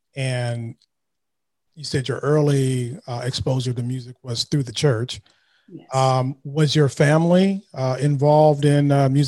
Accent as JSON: {"language": "English", "area": "Bay Area", "region": "California", "country": "United States", "said": "I'm from the Bay Area"}